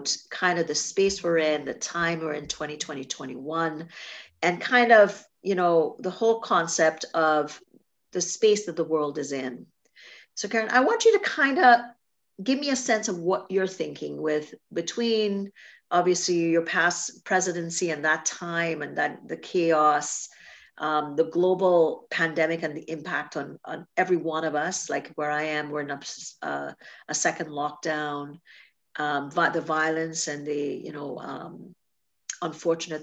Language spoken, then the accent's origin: English; Trinidad & Tobago; moved away; I grew up in Trinidad and Tobago and the same thing in the islands